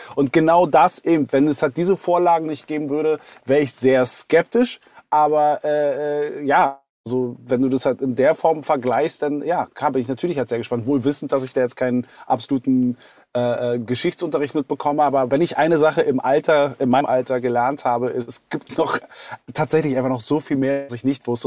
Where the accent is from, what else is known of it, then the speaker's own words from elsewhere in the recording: Berlin, Germany; als gebürtiger Westberliner